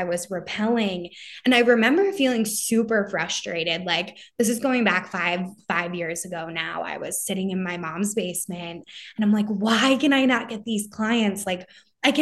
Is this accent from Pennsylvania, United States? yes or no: yes; right outside of Philly, Pennsylvania, United States; I'm also from the Northeast, like right outside of Philly